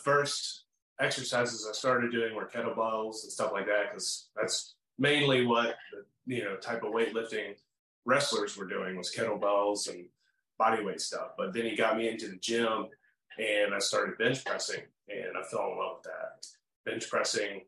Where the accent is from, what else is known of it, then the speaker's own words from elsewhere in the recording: Salem, Virginia, United States; also born or lived in Vinton, Virginia; I was born in Salem